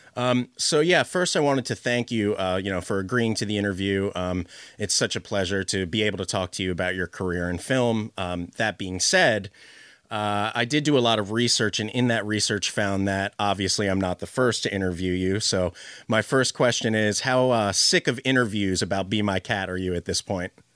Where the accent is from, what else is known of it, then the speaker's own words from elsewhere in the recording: Philadelphia, Pennsylvania, United States; am from the U.S. I'm from Philadelphia.